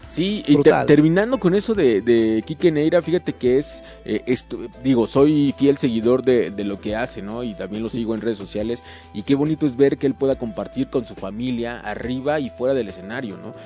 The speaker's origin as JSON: {"language": "Spanish", "town": "Ciudad Nezahualcóyotl", "region": "State of Mexico", "country": "Mexico", "said": "yo soy de Ciudad Nesa"}